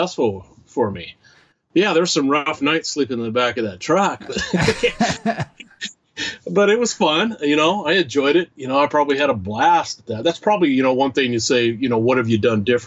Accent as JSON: {"language": "English", "region": "Washington", "country": "United States", "moved": "yes", "said": "my home state anymore, Washington"}